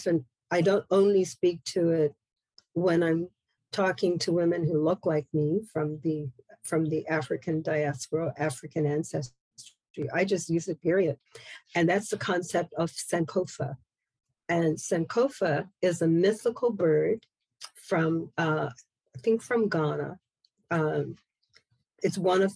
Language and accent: English; Bermuda; moved away; I'm from Bermuda originally